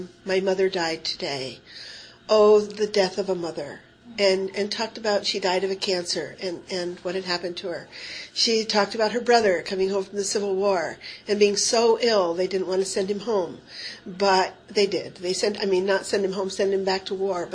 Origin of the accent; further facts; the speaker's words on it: Tioga County, Pennsylvania, United States; moved away; I'm from Tioga County, Pennsylvania, which is some 300 to 400 miles from Annandale, Virginia